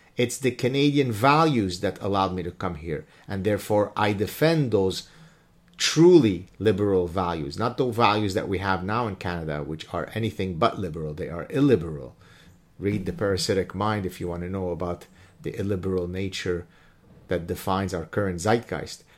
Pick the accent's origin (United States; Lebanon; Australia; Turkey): Lebanon; moved away; I'm a refugee from Lebanon